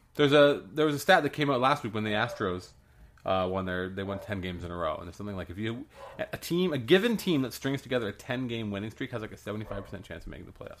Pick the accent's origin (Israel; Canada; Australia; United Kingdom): Canada; as a Canadian